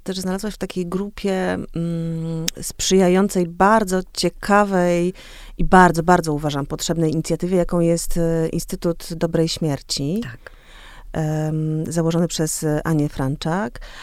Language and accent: Polish; Olsztyn, Warmian-Masurian Voivodeship, Poland; moved away as an adult; also born or lived in Warsaw; obie jesteśmy z Olsztyna, czy właściwie z, Wa- z Warmii